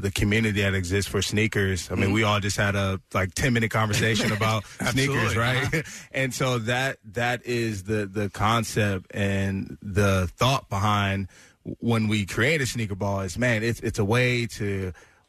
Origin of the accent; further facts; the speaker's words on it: Maryland, United States; now in Philadelphia, United States; my hometown in Maryland